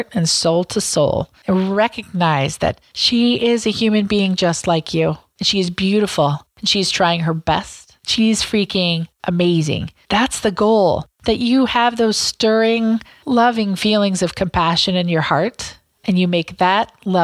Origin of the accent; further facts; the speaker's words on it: Southwest Iowa, United States; I grew up in Southwest Iowa, where it was 99% white, 99% Christian, 99% Republican.